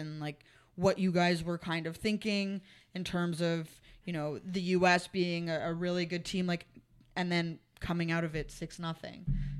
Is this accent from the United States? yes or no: no; Canada; I'm Canadian.